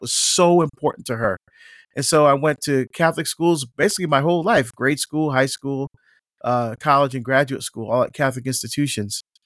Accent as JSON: {"language": "English", "country": "Barbados", "tie": "born or raised there", "moved": "yes", "lives_now": "United States", "said": "I was born in Barbados in the West Indies, um, and we're first generation to come to the United States"}